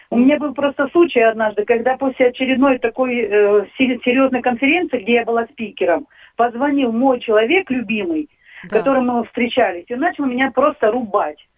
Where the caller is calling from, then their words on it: Barvinkove, Kharkiv Oblast, Ukraine; я из Барвенкова.